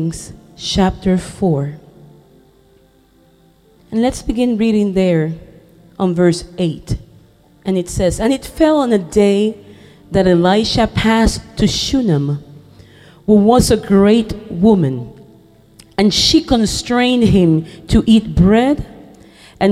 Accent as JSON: {"language": "English", "country": "Puerto Rico", "first_language": "Spanish", "second_language": "English", "said": "I come from Puerto Rico"}